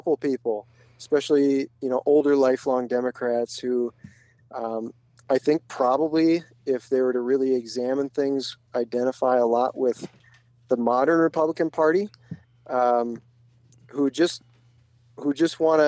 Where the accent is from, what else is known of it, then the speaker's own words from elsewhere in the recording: Minneapolis, Minnesota, United States; I grew up in the Twin Cities.